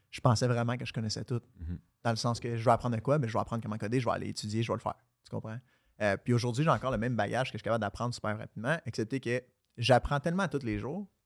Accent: Quebec, Canada; also born or lived in Florida, United States; je suis né en Floride. À 5 ans, on est revenu au Québec. À 12 ans, on est retourné en Floride. Puis après ça, je suis revenu ici, j'avais 16 ans.

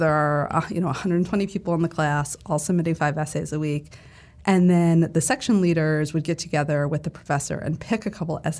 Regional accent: New England, United States; also born or lived in Connecticut / Vermont / Massachusetts; I grew up all over New England. I was born in Connecticut. My family moved to Vermont when I was 7 and Massachusetts when I was 11.

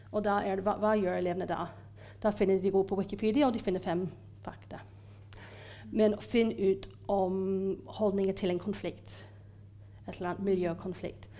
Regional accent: Ireland; Norwegian is a second language; now in Norway; jeg er fra Irland opprinnelig, eh, men jeg har bodd i Norge lenge

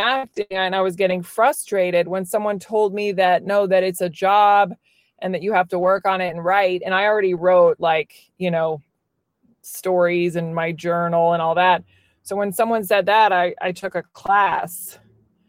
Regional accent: Virginia, United States; moved away as an adult; also born or lived in New York City; I grew up in Virginia

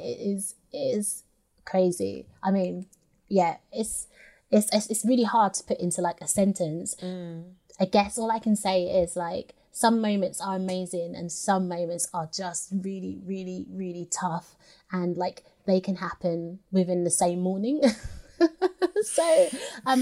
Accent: London, United Kingdom; a British girl from South Woodford

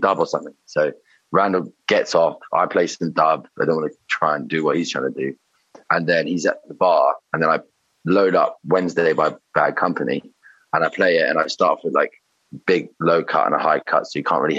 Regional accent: London, United Kingdom; now in Somerset, United Kingdom; so been living in Somerset, but I'm from London, from Shepherd's Bush.

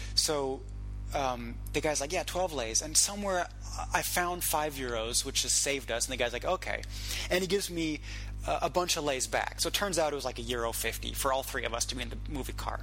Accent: Munich, Bavaria, Germany; also born or lived in West Coast, United States; now in Prague, Czech Republic; I grew up in Munich, so I um, do very well with Southern dialects

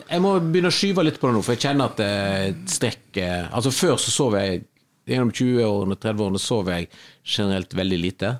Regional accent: Western Norway, Norway; moved away; also born or lived in Kvinnherad / Oslo; for meg som vestlending

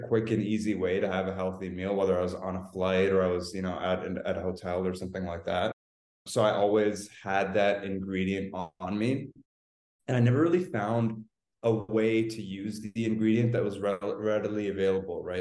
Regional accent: Canada; now in Los Angeles, United States; I'm Canadian, actually, even though I'm in Los Angeles right now

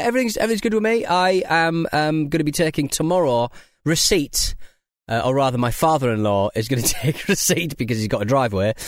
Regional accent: United Kingdom; we're British people

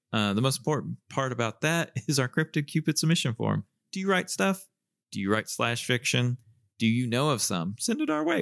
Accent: Southern US, Southern United States, United States; accent: Southern

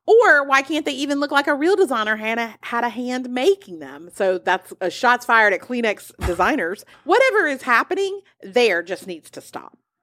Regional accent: United States

